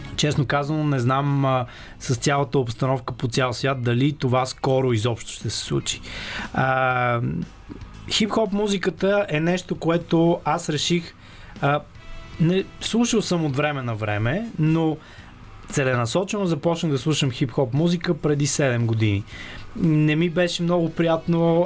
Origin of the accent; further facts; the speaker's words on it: Sofia, Sofia City, Bulgaria; аз съм израснал в Павлово, тук в София, в Южния квартал